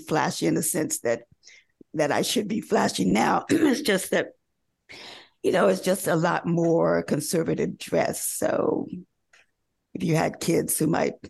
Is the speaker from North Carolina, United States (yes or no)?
yes; North Carolina, United States; I grew up in North Carolina